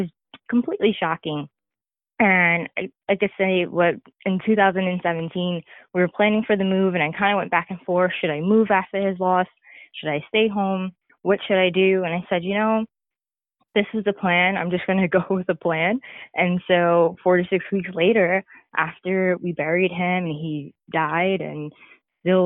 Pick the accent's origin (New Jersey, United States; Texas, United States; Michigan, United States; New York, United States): New York, United States; moved away as an adult; also born or lived in the Carolinas; relocating from where we grew up in New York to moving down south into the Carolinas